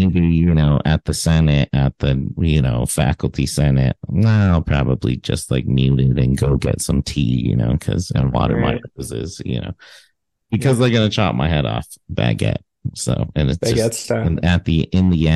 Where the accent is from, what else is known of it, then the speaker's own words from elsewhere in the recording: United States; I'm an American man